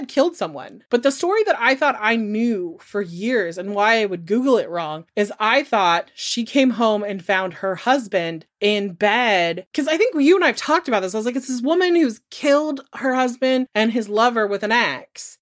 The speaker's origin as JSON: {"language": "English", "town": "Corning", "region": "California", "country": "United States", "tie": "born or raised there", "said": "I grew up in a very Pentecostal Church of the Assembly of God in Corning, California"}